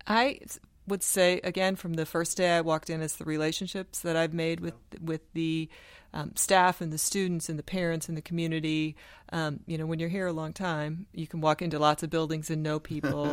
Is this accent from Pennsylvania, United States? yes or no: no; Sioux City, Iowa, United States; moved away as an adult; also born or lived in Houston, Texas / South Dakota; I grew up in Sioux City, Iowa, which is the corner of Iowa, Nebraska, and South Dakota.